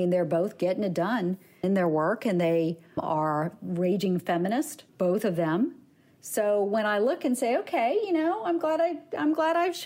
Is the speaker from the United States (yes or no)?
yes; the South, United States; I grew up in the South.